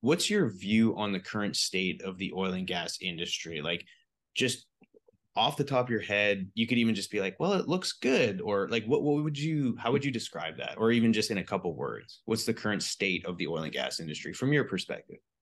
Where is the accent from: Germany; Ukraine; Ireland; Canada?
Canada; British Columbia; I'm a B C boy, so I was used to, like, mountains